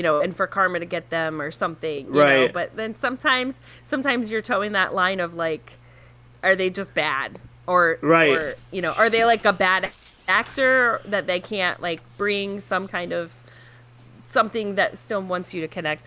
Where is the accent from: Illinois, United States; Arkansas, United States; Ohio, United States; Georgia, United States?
Ohio, United States; we're from Ohio